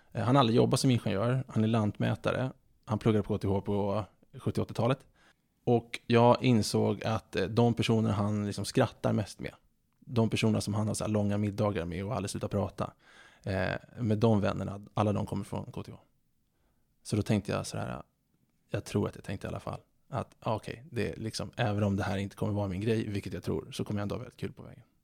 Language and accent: Swedish; Stockholm, Stockholm County, Sweden; Jag är född 1986 eh, på SÖS, Södermalm i Stockholm eh, en väldigt kärleksfull uppväxt